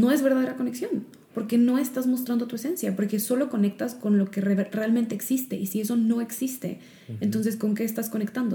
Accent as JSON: {"language": "Spanish", "country": "Mexico", "also_born_or_lived": "Chicago", "moved": "as an adult", "said": "cuando me mudé de regreso a México, porque cuando me fui de México a Chicago"}